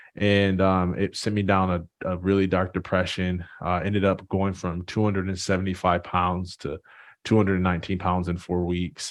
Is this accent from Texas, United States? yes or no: no; Jackson, Michigan, United States; I'm originally from a small town, uh, Jackson, Michigan